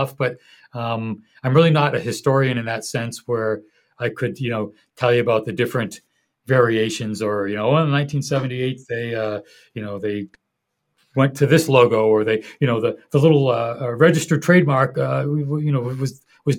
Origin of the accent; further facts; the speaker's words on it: Boston, Massachusetts, United States; I'm from Boston